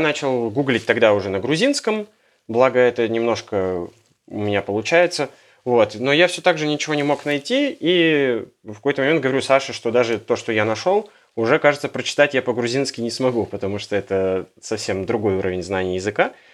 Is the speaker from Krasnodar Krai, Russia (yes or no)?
no; Yekaterinburg, Sverdlovsk Oblast, Russia; moved away; мы с Урала, из Екатеринбурга.